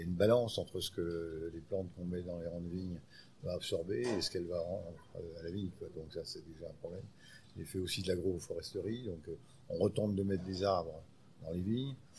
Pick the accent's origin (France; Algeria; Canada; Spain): France; Chez nous, en France